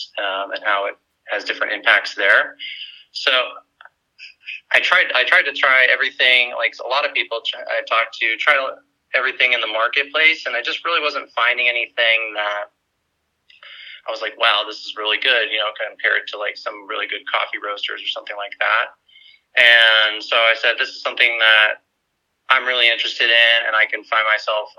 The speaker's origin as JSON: {"language": "English", "town": "Tucson", "region": "Arizona", "country": "United States", "tie": "born or raised there", "also_born_or_lived": "New York / Bay Area, California / Phoenix, Arizona", "moved": "as an adult", "said": "Growing up in Arizona, funny enough, my family was into scuba diving"}